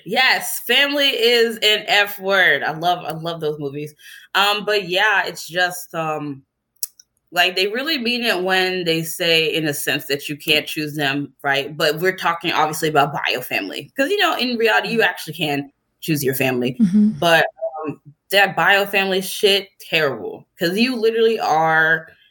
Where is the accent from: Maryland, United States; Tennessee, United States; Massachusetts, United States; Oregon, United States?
Tennessee, United States; moved away as an adult; also born or lived in Chicago; I'm from Tennessee, obviously the goal for them was for me to either go to the University of Tennessee